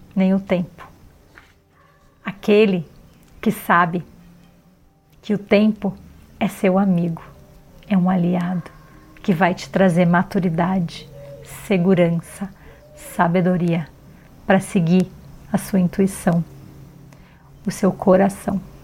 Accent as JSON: {"language": "Portuguese", "town": "Florianópolis", "region": "Santa Catarina", "country": "Brazil", "tie": "born or raised there", "said": "Eu nasci em Florianópolis num lugar de praias maravilhosas"}